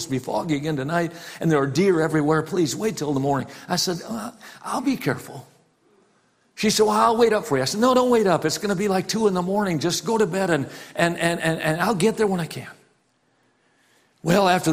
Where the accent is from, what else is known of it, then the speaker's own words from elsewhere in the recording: Wisconsin, United States; growing up in Wisconsin, I went to all kinds of farm auctions with my dad